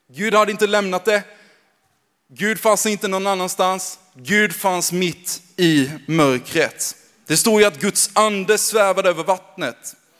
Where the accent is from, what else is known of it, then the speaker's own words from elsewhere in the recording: Växjö, Kronoberg County, Sweden; accent: småländska; moved away as an adult; now in Gävle, Sweden; uppvuxen i Växjö